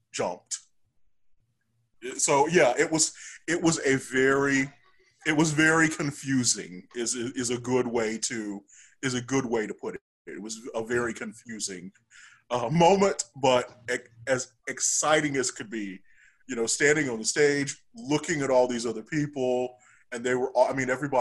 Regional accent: Arkansas, United States; moved away; I'm from Arkansas originally.

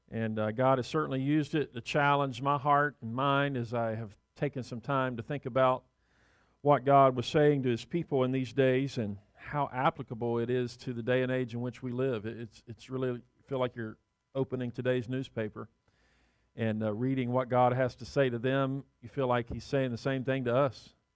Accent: the South, United States; growing up in the South

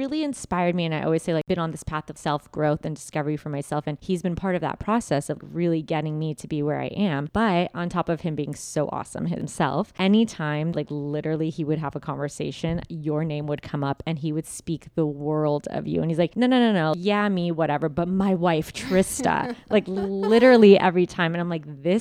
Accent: Los Angeles, California, United States; I'm from

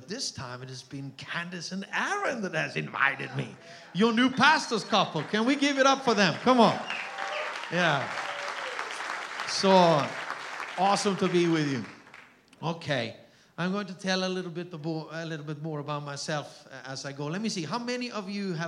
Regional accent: Austria; accent: Austrian German; first language Austrian German; English is a second language; moved away; My mother tongue is Austrian German.

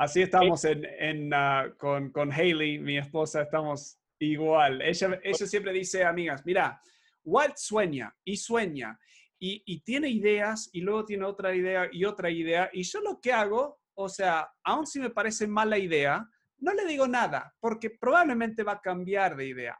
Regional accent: Argentina; Yo me crié en Argentina

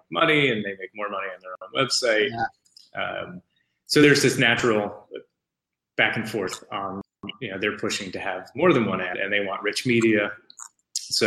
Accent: East Coast, United States; moved away; I'm from the East Coast

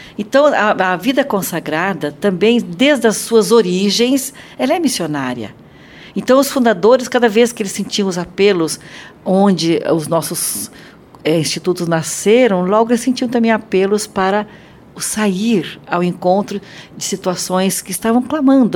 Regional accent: Brazil; nós brasileiros

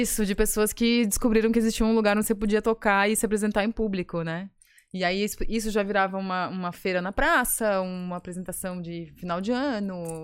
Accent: Florianópolis, Santa Catarina, Brazil; also born or lived in Criciúma; eu sou de Floripa porque eu nunca morei em outro lugar, mas eu nasci em Criciúma

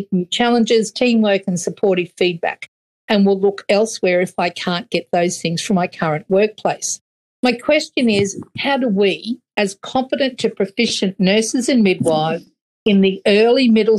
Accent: Queensland, Australia; See, the thing about being a Queenslander, though, we love the cool for about 4.2 days.

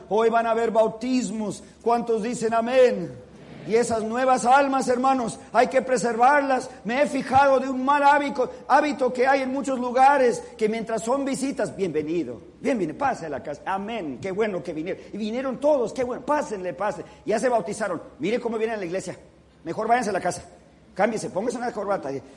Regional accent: California, United States; moved away as an adult; also born or lived in Los Angeles; now in Washington, D.C., United States; siempre se sabe quiénes son los californianos porque cuando comienza a nevar salimos a jugar en la nieve

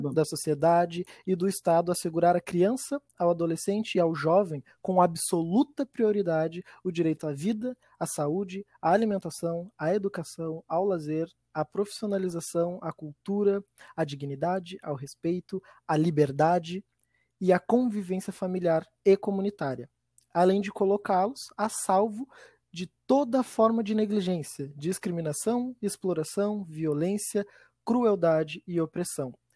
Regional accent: Viamão, Rio Grande do Sul, Brazil; eu sou de Viamão

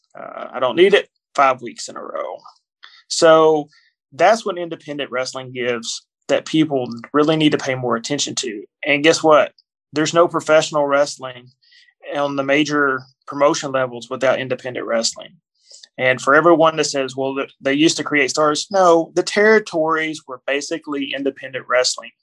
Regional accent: Kentucky, United States; I'm born and raised in Kentucky, in a small town in Kentucky.

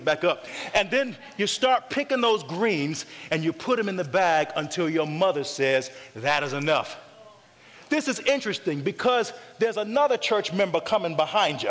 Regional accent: North Carolina, United States; moved away; also born or lived in Loma Linda, California; I grew up in North Carolina, okay, where collard greens are a staple. And when I moved to the West Coast

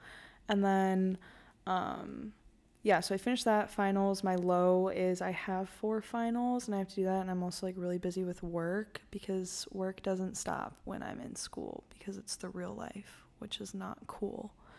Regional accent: Lake Villa, Illinois, United States; moved away as an adult; now in Milwaukee, United States; I'm from Lakeville, Illinois, which is like the Six Flags area.

